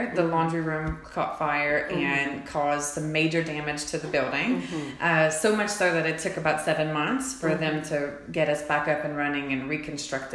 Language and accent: English; Cecilia / Henderson area, Atchafalaya Basin, South Louisiana, United States; moved away as an adult; now in Fayetteville, United States; I am actually a Cajun girl, so I grew up in a small town right off of the Atchafalaya Basin in the Cecilia Henderson area